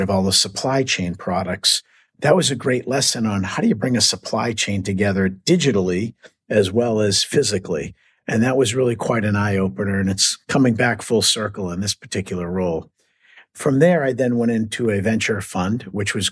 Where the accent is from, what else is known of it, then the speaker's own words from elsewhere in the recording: Boston, Massachusetts, United States; accent: Boston; I'm born and raised in Boston, so you'll hear a little Boston accent